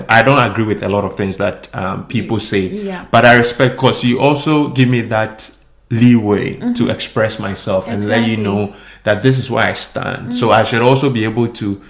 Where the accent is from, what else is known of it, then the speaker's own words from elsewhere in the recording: Ghana; moved away; We are Ghanaian